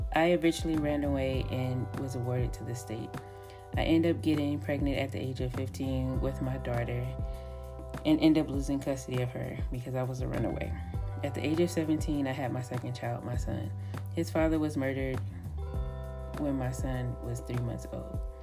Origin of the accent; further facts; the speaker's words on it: Los Angeles County, California, United States; I was born and raised in Los Angeles County, California